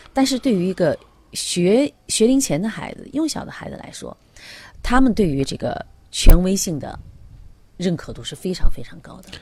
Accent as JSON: {"language": "Chinese", "country": "China", "said": "我们中国人"}